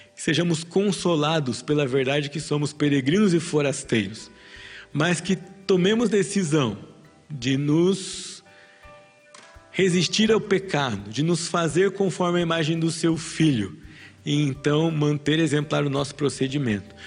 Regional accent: Brazil; você e eu, como brasileiros

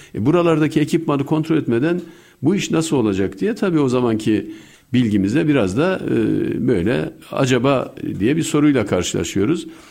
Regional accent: Bayburt, Turkey; moved away; also born or lived in England; Ben Bayburt doğumluyum.

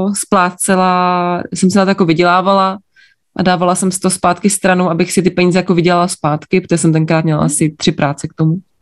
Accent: Jablonec nad Nisou, Liberec Region, Czechia; Narodila jsem se v Jablonci nad Nisou

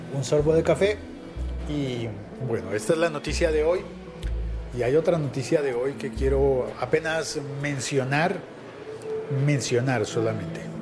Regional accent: Colombia; digo yo por nacionalidad

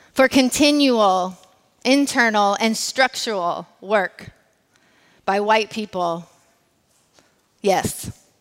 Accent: United States; As an American who is also raced as white

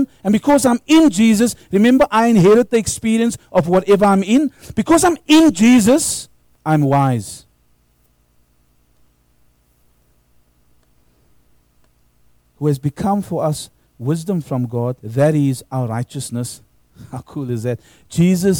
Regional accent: South Africa; now in Australia; when I grew up in South Africa, when I was at high school

